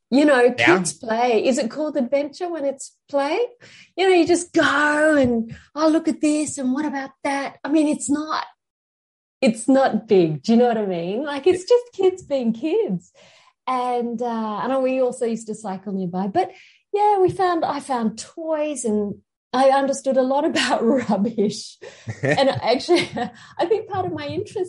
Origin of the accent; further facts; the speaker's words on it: Sydney, New South Wales, Australia; now in Queensland, Australia; I come from Sydney. I grew up on the outskirts of Sydney.